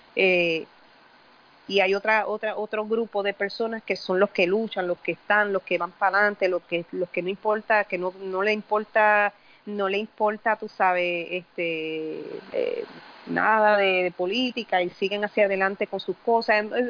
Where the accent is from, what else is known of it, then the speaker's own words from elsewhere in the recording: San Juan, Puerto Rico; Yo soy de Puerta de Tierra, eh, me crié ahí, crecí ahí, este, y todavía pues soy de ahí, nunca me he ido básicamente